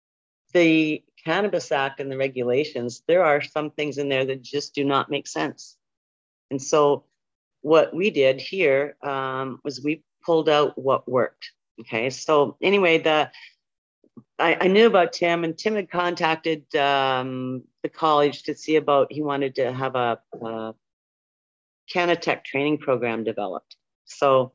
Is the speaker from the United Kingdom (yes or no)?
no; Ontario, Canada; moved away as an adult; also born or lived in Manitoba / Tyendinaga, Ontario; I'm originally from Ontario, but I lived in Manitoba for a number of years.